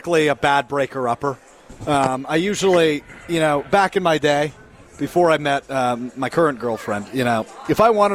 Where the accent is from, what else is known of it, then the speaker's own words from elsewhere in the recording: Green Bay, Wisconsin, United States; now in Madison, United States; I was born in Green Bay. I grew up in Green Bay